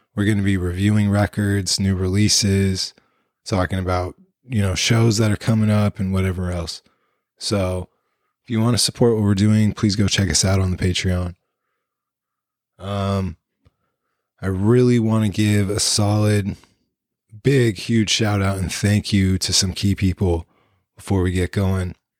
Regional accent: East Bay Area, California, United States; also born or lived in San Francisco, California; I was born in San Francisco, California, March 1982, and grew up in the East Bay Area, California

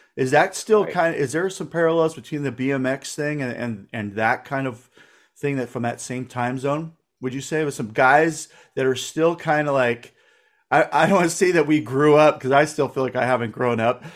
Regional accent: Livermore, California, United States; I grew up in Livermore

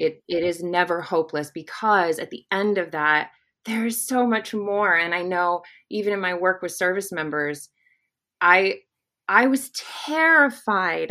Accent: Arkansas, United States; we're both from Arkansas

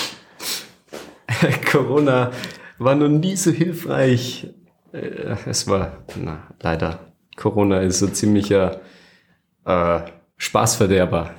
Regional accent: Flachgau, Salzburg, Austria; Aus einer Gegend, die nennt sich Nuster vom Hansberg mhm. und im Generellen aus dem Flachgau

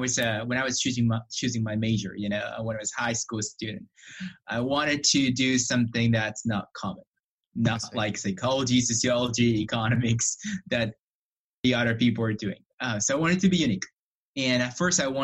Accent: Japan; moved away as an adult; also born or lived in Illinois / Alberta; now in Canada; I was born and raised in Japan for about 21 years.

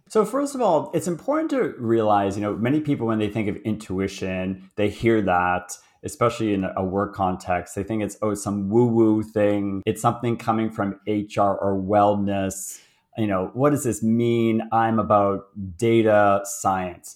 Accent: Boston, Massachusetts, United States; moved away as an adult; now in Toronto, Canada; I was born, uh, in Boston, so So I'm American, and although I live in, uh, Toronto, Canada right now, and grew up in Boston

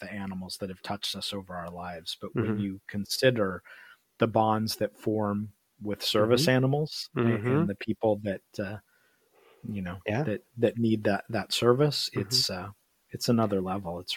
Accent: Midwest, United States; we're both from the Midwest

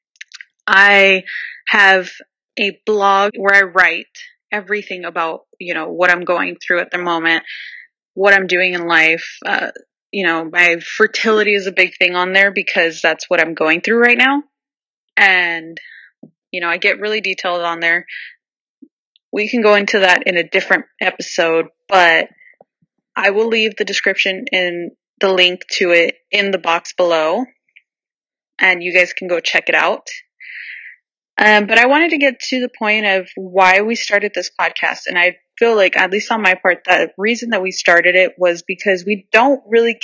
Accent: Southern California, United States; So I am from Southern California. I live in Orange County.

